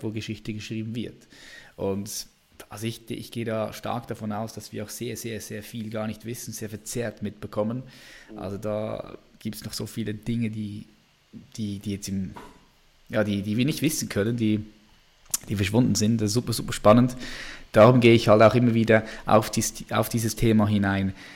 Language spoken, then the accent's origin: German; Switzerland; ich bin Schweizer